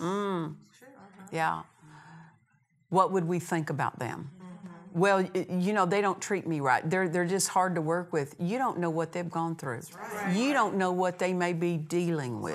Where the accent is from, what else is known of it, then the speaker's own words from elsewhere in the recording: Oklahoma, United States; I'm from Oklahoma, and you know we have ways